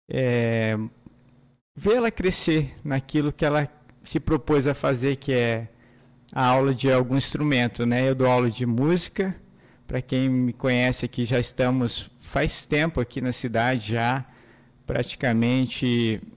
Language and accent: Portuguese; Maringá, Paraná, Brazil; Eu sou de Maringá, nasci em Maringá, Paraná, uma cidade linda, uma cidade maravilhosa, onde pude crescer ali, nascer ali